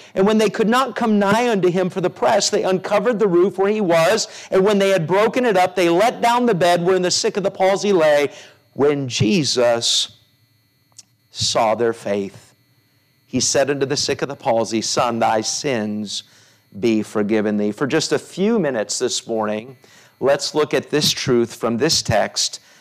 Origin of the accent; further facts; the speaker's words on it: United States; as an American